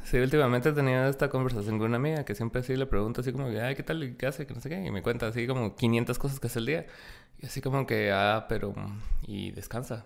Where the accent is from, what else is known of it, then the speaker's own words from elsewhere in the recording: Guatemala; como guatemaltecos